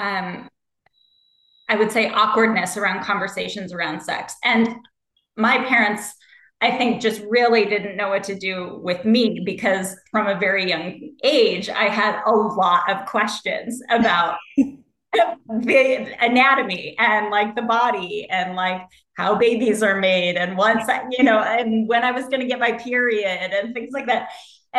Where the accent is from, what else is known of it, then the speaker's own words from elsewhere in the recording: Ohio, United States; I grew up in the Midwest like you did. I grew up in Ohio